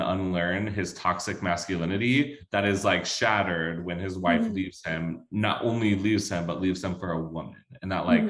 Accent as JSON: {"language": "English", "region": "the South", "country": "United States", "tie": "born or raised there", "said": "growing up in the South"}